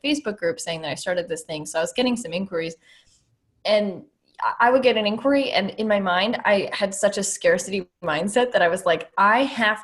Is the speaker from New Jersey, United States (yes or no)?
yes; New Jersey, United States; moved away as an adult; now in Nashville, United States; I'm from New Jersey